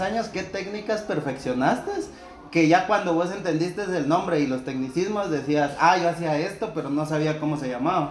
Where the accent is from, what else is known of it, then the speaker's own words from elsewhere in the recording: Villa Nueva, Guatemala Department, Guatemala; de donde yo soy, de Bárcenas Villanueva